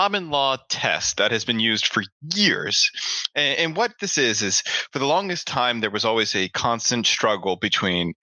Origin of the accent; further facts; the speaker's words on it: Miami, Florida, United States; now in Silicon Valley, United States; I'm originally from Miami, Florida. I am now located in Silicon Valley, California